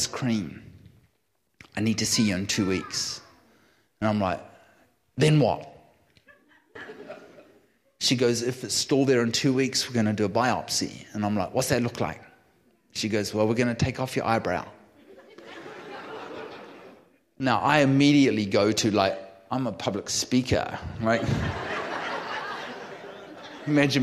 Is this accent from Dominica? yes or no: no; New Zealand; now in California, United States; I'm a New Zealander.